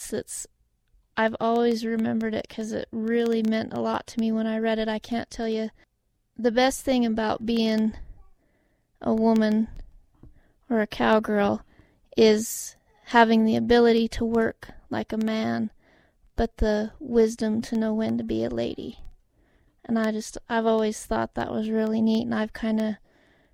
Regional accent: Montana, United States; I've been born and raised in Montana

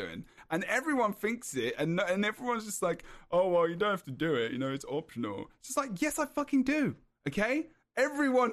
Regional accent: England, United Kingdom; I'm English

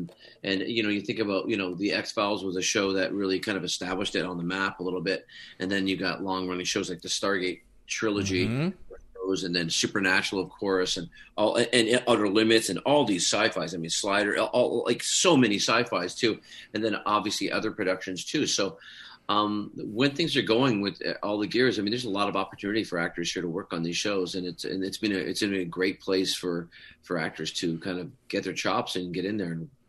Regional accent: Canada; also born or lived in Scotland; I was. I came over when I was quite young.

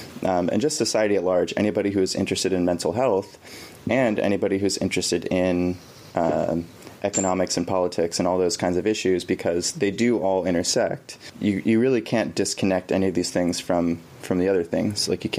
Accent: Bay Area, California, United States; I grew up in the Bay Area of California

